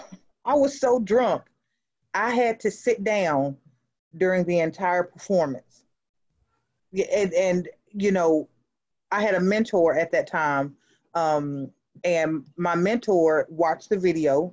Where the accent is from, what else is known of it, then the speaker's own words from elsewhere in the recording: Greensboro, North Carolina, United States; also born or lived in Brooklyn, New York; born in Brooklyn, New York. I was up there not long, you know, daddy cheated, mama took us and ran. You know, we relocated down to North Carolina with her family, and I've been in Greensboro, North Carolina ever since